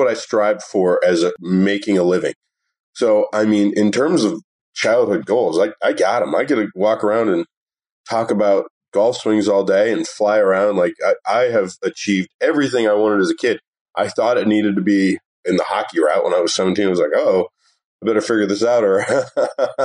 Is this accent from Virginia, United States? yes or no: yes; Woodbridge, Virginia, United States; now in Las Vegas, United States; I grew up in Woodbridge, Virginia